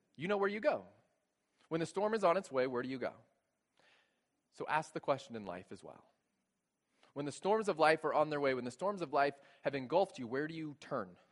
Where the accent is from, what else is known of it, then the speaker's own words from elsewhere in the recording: Texas, United States; moved away as an adult; Growing up in Texas, we didn't have basements